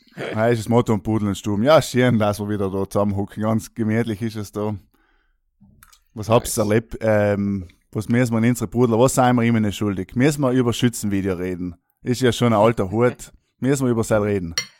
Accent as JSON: {"language": "German", "area": "South Tyrol", "region": "Trentino-Alto Adige", "country": "Italy", "said": "als Südtiroler lernt man auch so die klassischen Kartenspiele"}